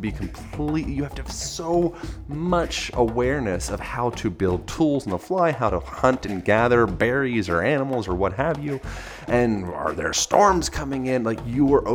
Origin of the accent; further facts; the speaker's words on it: Philadelphia or outside of Lancaster, Pennsylvania, United States; I grew up in Philadelphia or outside of Lancaster, Amish country.